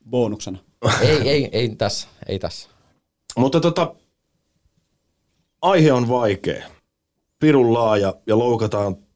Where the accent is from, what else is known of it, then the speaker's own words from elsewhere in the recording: Lappeenranta, South Karelia, Finland; mä oon niin. Lappeenrannasta.